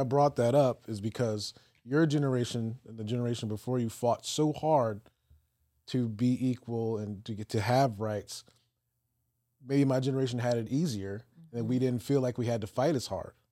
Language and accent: English; Virginia, United States; So I grew up in Virginia uh-huh. um, in the peninsula area.